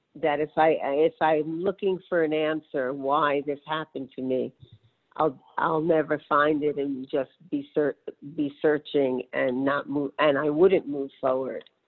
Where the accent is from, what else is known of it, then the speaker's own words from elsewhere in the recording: New York City, New York, United States; I grew up in New York City